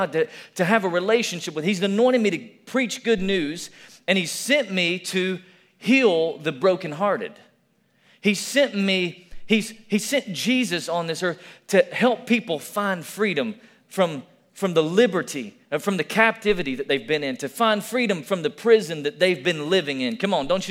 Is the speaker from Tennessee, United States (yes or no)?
yes; Tennessee, United States; moved away; also born or lived in Alabama; I'm from Tennessee